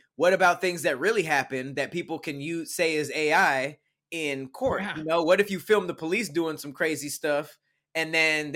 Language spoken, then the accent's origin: English; Los Angeles, California, United States; I'm from Los Angeles